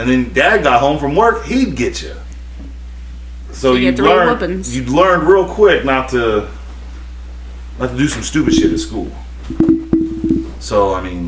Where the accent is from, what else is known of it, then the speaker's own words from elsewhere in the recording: Kentucky, United States; I grew up in Kentucky, where a lot of these laws didn't get to them.